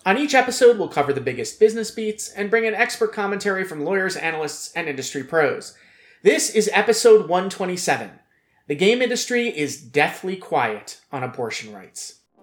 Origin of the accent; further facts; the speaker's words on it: United States; As an American, as a man